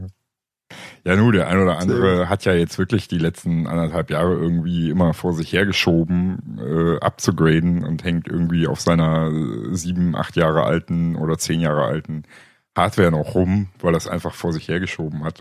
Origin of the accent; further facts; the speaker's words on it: East Germany, Germany; also born or lived in Bavaria; ich bin ja Ostdeutscher und als solches gottverdammter kommunistischer Heide.